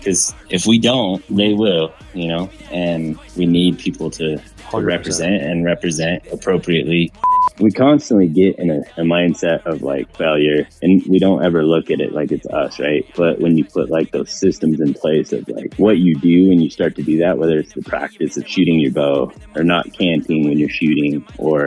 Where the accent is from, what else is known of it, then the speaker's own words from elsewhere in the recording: Salt Lake City, Utah, United States; I'm from Salt Lake, Utah area.